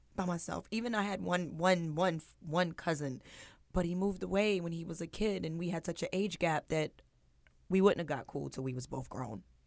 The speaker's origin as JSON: {"language": "English", "region": "New Jersey", "country": "United States", "tie": "born or raised there", "also_born_or_lived": "Virginia", "said": "I was born in Virginia. Um, my mother moved to New Jersey when I was three"}